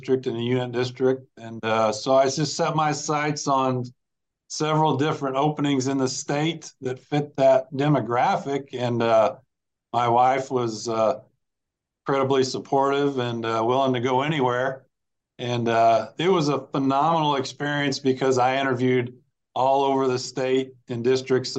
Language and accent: English; Marion, Illinois, United States; moved away as an adult; also born or lived in Mahomet-Seymour, Illinois; I call it my hometown where my parents live, my dad retired from, I graduated from high school there